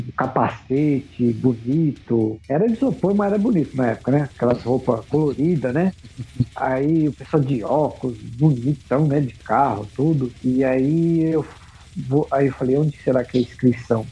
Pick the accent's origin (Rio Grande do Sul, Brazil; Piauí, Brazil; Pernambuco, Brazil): Pernambuco, Brazil; now in São Paulo, Brazil; a gente é de Pernambuco